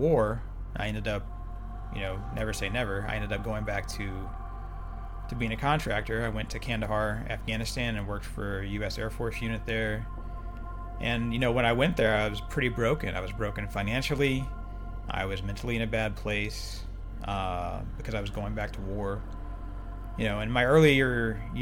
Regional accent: Oklahoma, United States; moved away as an adult; I grew up in Oklahoma

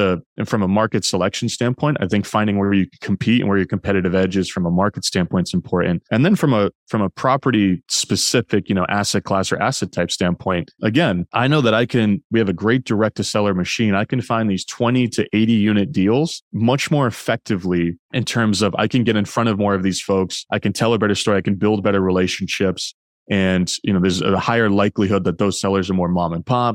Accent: New Hampshire, United States; now in Boston, United States; I live in Boston and I'm originally from New Hampshire.

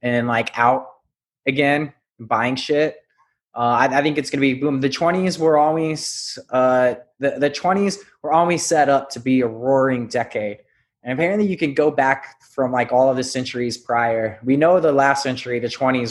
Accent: New Orleans, Louisiana, United States; moved away as an adult; now in Florida, United States; I'm from New Orleans, which at the time was the most free place in America

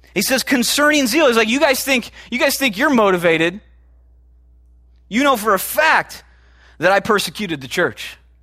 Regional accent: Chicago, Illinois, United States; moved away; I'm from Chicago originally

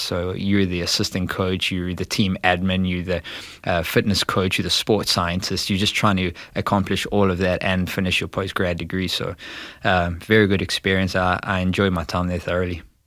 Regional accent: South Africa; moved away as an adult; now in St. Louis, United States; I was born and bred there. I was there for the first twenty years of my life

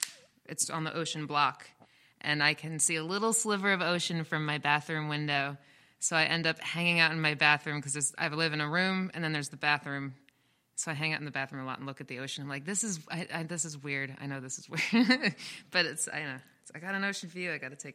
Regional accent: Metuchen, New Jersey, United States; Metuchen, New Jersey.

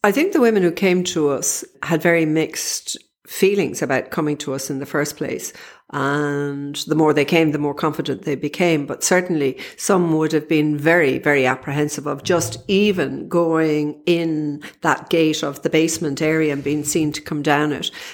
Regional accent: Dublin, Leinster, Ireland; I'm from Dublin

